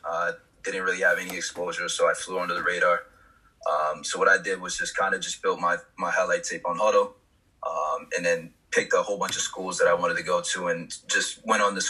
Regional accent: Norwalk, United States; my hometown, Norwalk

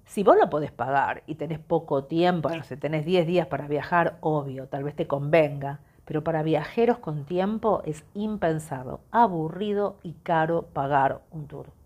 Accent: Argentina; Yo soy Argentina, o sea, cualquier lugar del mundo es más seguro.

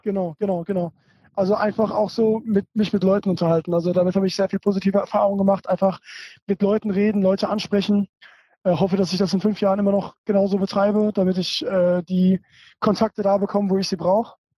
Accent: Germany; bin auf jeden Fall hier in, in, Deutschland geboren, aber wenn man so bilingual oder fast so trilingual aufwächst

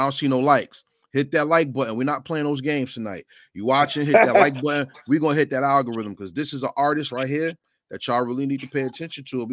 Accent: New Jersey, United States; that's in my home state.

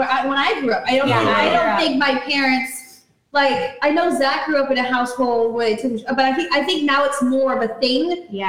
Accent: Pittsburgh, Pennsylvania, United States; I am from Pittsburgh.

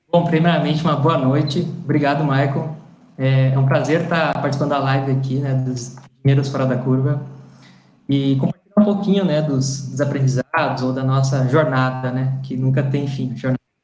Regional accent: Toropi, Rio Grande do Sul, Brazil; also born or lived in Santa Maria; sou do Rio Grande do Sul, como o Igor comentou também, sou gaúcho, né, sou de Santa Maria, na verdade Toropi

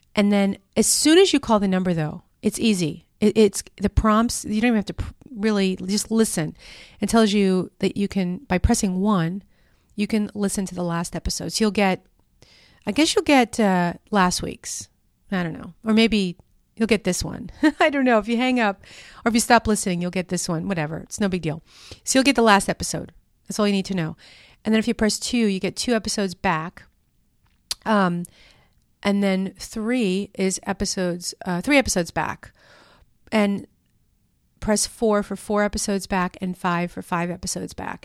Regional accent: New York, United States; moved away; I'm from New York. You know, that's where I'm from originally

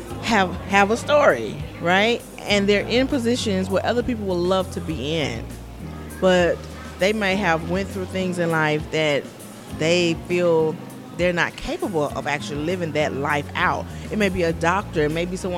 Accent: Century, Florida, United States; moved away as an adult; also born or lived in Alabama; now in California, United States; I'm from Central Florida, a very, very small town.

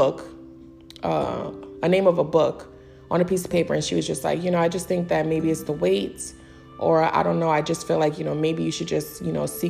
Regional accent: New York City, New York, United States; I'm from the Bronx

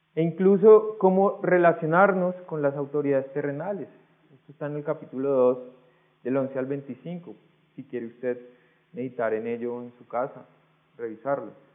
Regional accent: Colombia; Usted y yo somos colombianos

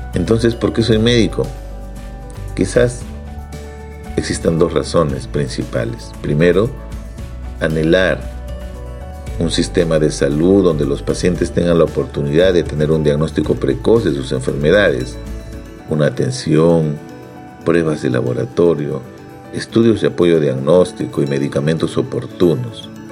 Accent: Ica, Peru; Nací en Ica, una provincia al sur de Lima, donde tenemos un cálido sol durante todo el año

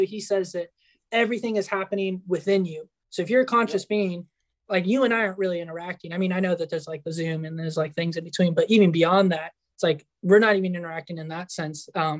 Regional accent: United States; born there; the fact that I was born in the United States determines some mm-hmm. things

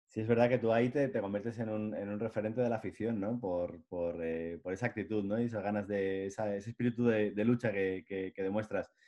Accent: Cantabria, Spain; los cántabros somos un poco particulares

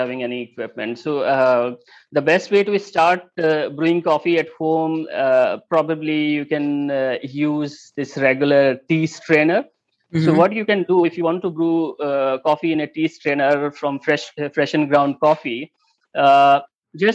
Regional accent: Mumbai, Maharashtra, India; I'm born and brought up in Mumbai.

